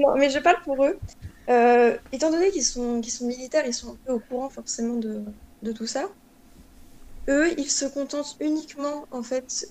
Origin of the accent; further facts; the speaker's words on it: Normandy, France; en tant que Normand, je pense que c'est notre région